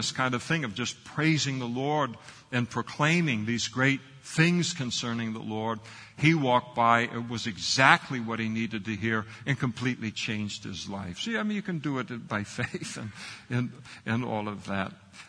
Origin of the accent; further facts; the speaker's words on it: Scotland, United Kingdom; I'm a Scot.